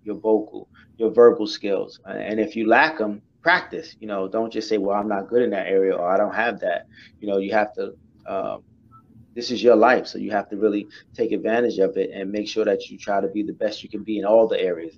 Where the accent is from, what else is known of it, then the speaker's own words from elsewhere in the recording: New York City, New York, United States; I'm from Brooklyn